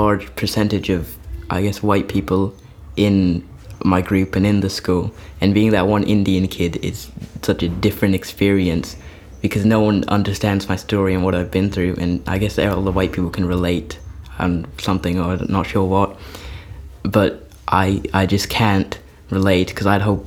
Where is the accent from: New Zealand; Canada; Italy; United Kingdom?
New Zealand; also born or lived in Wanaka, New Zealand; I'm from New Zealand and I'm a Kiwi boy